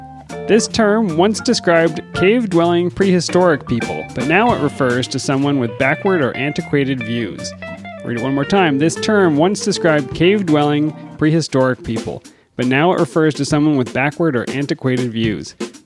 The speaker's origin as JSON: {"language": "English", "region": "Virginia", "country": "United States", "accent": "Virginia", "said": "Say it with my Virginia accent."}